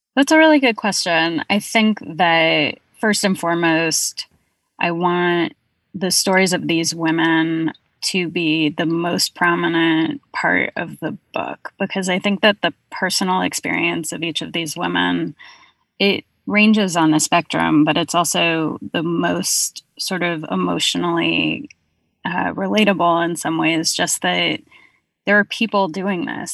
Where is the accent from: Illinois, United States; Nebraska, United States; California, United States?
California, United States; now in Brooklyn, United States; I'm based in Brooklyn, but I'm from California